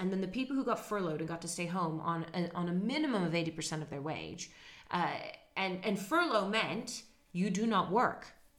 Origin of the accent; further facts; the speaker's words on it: Netherlands; moved away; In where I grew up in Holland, you say hello and goodbye to the bus driver.